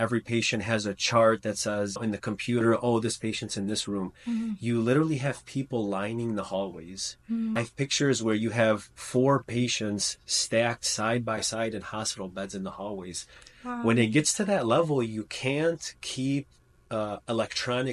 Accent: United States; I'm from the States.

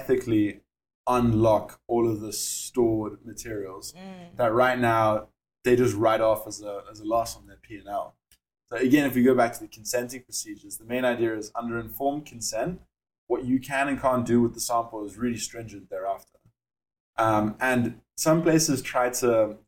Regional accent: Cape Town, Western Cape, South Africa; accent: South African; moved away; you can hear from my accent, obviously from South Africa. How I got there was I was around 6 months old and I moved over with my mom and my sister

